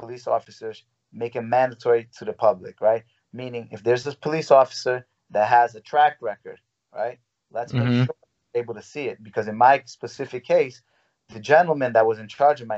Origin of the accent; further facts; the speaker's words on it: New York City, New York, United States; I didn't know if I would ever be able to fight in my hometown. I literally was fighting professionally without being able to fight in New York.